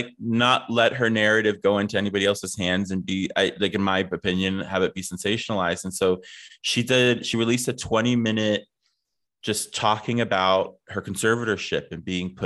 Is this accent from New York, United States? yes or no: no; Ohio, United States; I grew up in Ohio.